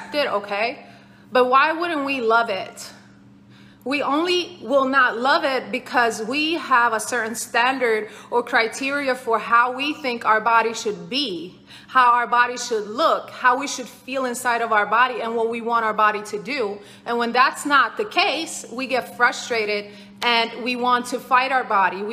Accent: Sweden; I grew up in Sweden.

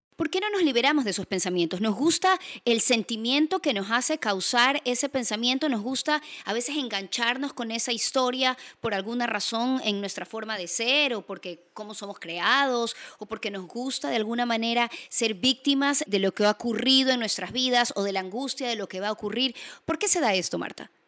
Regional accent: Guayaquil, Guayas, Ecuador; Soy guayaquileña

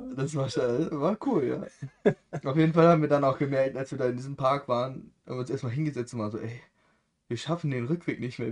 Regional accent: Germany; als Deutscher

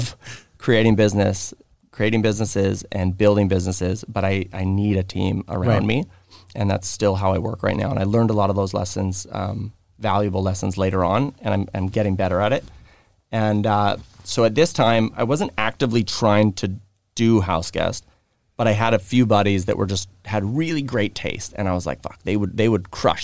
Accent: Vancouver, British Columbia, Canada; And I grew up in Kits, and I had a lot of people on this side

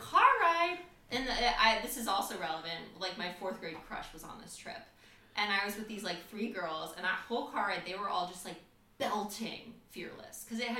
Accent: Seattle, Washington, United States; I am from Washington State, Seattle specifically.

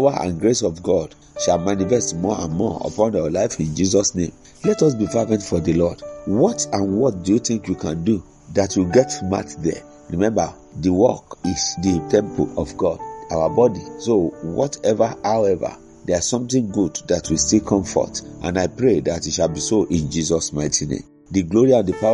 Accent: Nigeria; As a Nigerian

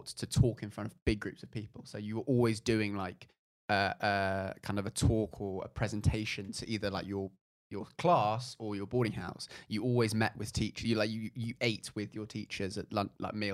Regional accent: London, United Kingdom; I'm from Notting Hill

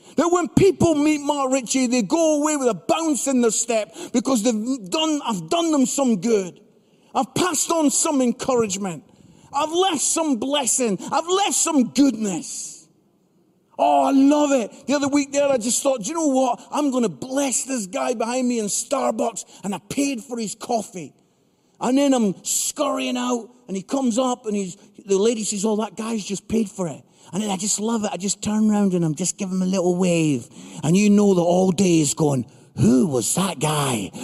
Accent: Edinburgh, Scotland, United Kingdom; also born or lived in Barnsley; I'm from Edinburgh, Scotland, most beautiful city in the world

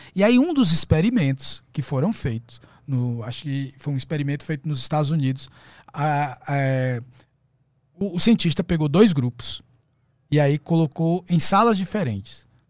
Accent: Fortaleza, Ceará, Brazil; nasci em Fortaleza, no Ceará.

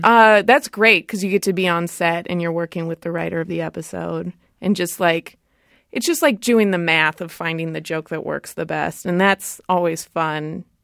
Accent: Rancho Cucamonga, California, United States; I grew up in Southern California, in Rancho Cucamonga

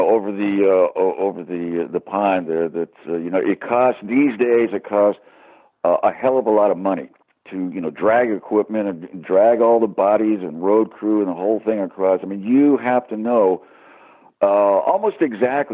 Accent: United States; now in England, United Kingdom; being American, living in England

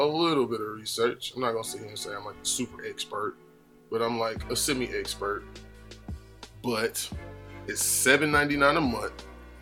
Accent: Georgia, United States; I'm from Georgia

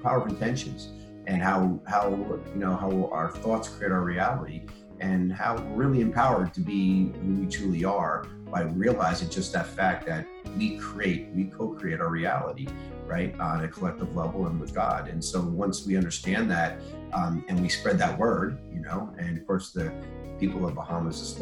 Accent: Atlanta, Georgia, United States; We didn't even meet here in Atlanta, and we're both from Atlanta

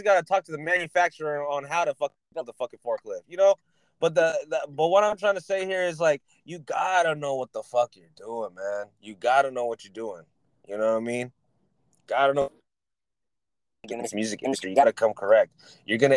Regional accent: California, United States; I'm from Cali

